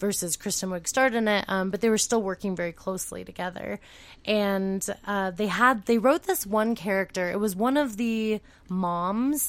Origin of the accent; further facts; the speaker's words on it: California, United States; moved away; I'm from California